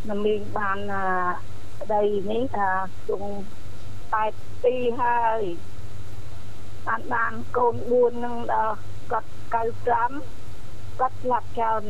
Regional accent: Prey Veng, Cambodia; born or raised there; now in Siem Reap, Cambodia

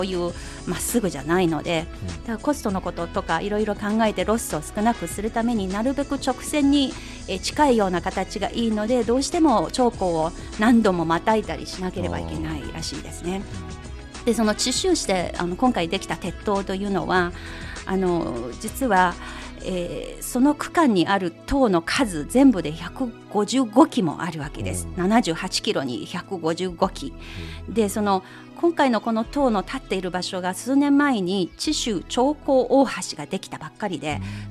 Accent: Anhui, China; now in Beijing, China; 安徽省周々、私の母親が暮らしている町、私のふるさとですけれども

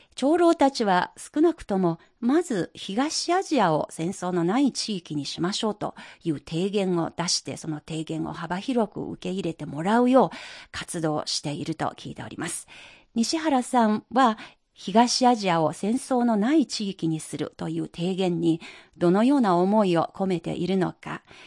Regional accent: China; 私たち中国人

